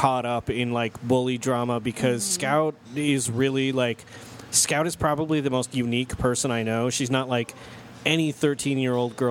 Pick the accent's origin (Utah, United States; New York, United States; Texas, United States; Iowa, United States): Utah, United States; I was growing up in Utah County.